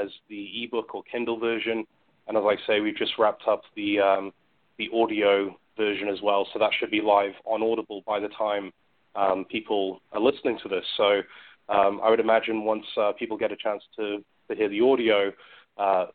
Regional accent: United Kingdom; moved away; I grew up in the UK

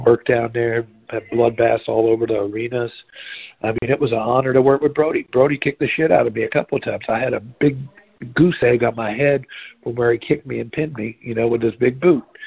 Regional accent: Jacksonville, Florida, United States; growing up in Jacksonville

